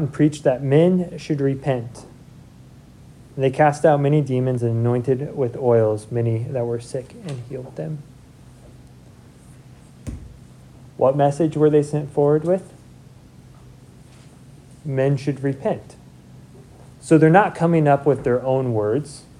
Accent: Seward, Nebraska, United States; I'm from Seward

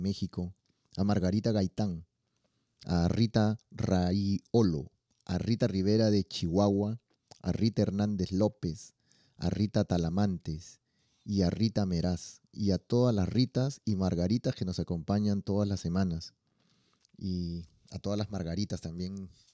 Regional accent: Lima, Peru; de donde yo soy, en Perú, en Lima

